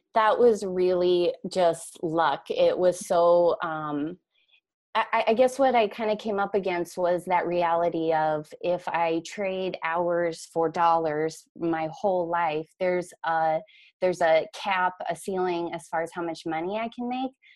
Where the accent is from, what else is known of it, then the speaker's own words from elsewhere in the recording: Idaho, United States; moved away as an adult; also born or lived in Minneapolis–St. Paul, Minnesota; now in Minneapolis, United States; I grew up in Idaho